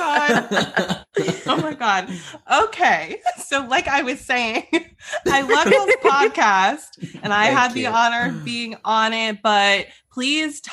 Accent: the South, United States; my fellow Southerners

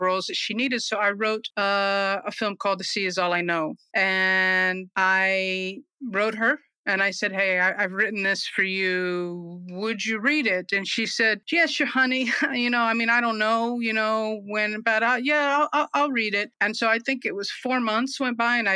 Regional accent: New York City, New York, United States; moved away; also born or lived in Smoky Mountains; I'm originally from the Smoky Mountains, but that was so long ago. I feel like I really did most of my growing up in New York City. So I'm a New Yorker, really, in my heart and soul.

